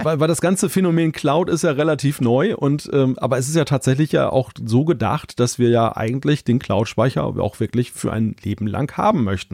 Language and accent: German; Northern Germany, Germany; ich als Norddeutscher